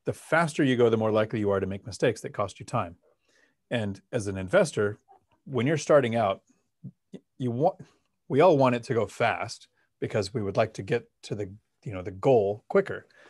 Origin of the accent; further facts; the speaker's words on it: Palmdale, California, United States; now in Washington, United States; I grew up in Palmdale in Los Angeles